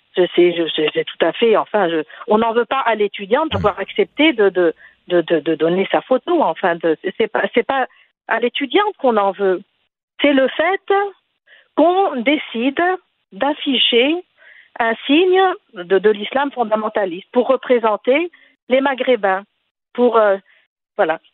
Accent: Tunisia; now in Quebec, Canada; je suis tunisienne.

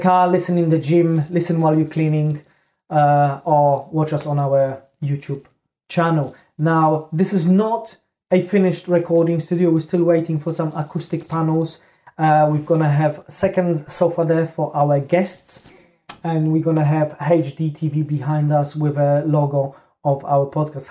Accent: Poland; moved away; I'm originally from Poland

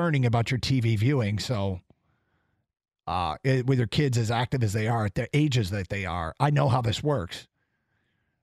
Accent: United States; as an American

